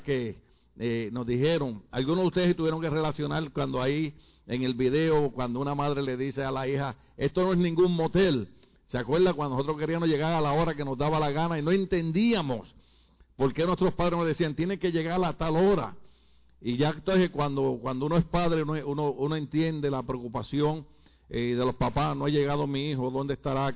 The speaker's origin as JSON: {"language": "Spanish", "country": "Puerto Rico", "moved": "yes", "said": "Nosotros le decimos a nuestras mamás en Puerto Rico vieja"}